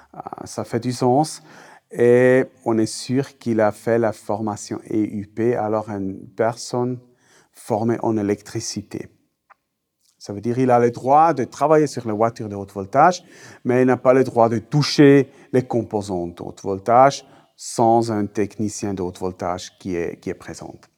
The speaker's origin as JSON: {"language": "French", "region": "German-speaking Switzerland", "country": "Switzerland", "accent": "Swiss German", "first_language": "Swiss German", "second_language": "French", "said": "ma langue maternelle, c'est euh, suisse-allemand"}